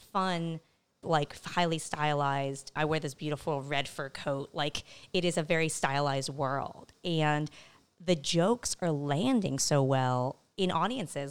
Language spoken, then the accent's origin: English; El Cajon, California, United States; moved away; Eastern San Diego is a place called El Cajon, California